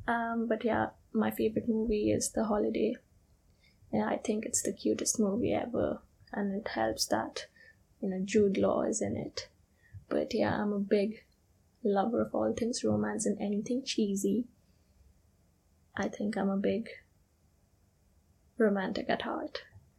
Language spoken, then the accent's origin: English; India; English is a second language; also born or lived in United Kingdom; I am from India, but I've also lived in the UK in my recent past. And I'm actually currently in the process of moving back there.